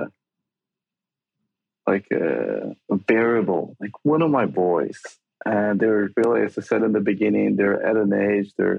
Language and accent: English; Brazil; moved away; growing up in Brazil